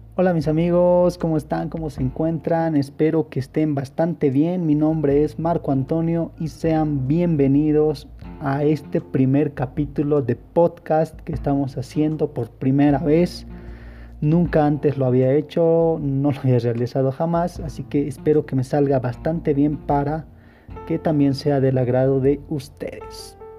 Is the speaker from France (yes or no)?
no; El Alto, La Paz, Bolivia; yo soy de aquí, del Alto, si me estás escuchando de otro departamento y si me estás escuchando de otro país, pues soy de Bolivia.